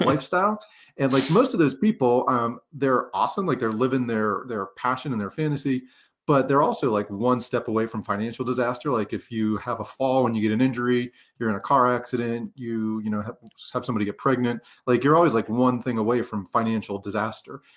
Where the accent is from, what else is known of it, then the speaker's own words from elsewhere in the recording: Pennsylvania, United States; moved away as an adult; I'm from Pennsylvania